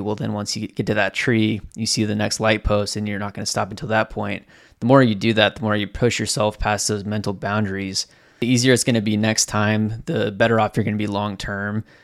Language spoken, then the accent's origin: English; Southwest Washington, United States; also born or lived in Southern California; I was born in Southern California. We moved up to Southwest Washington back in two thousand when I was in, like, kindergarten. So, essentially my entire life, I've lived in Washington State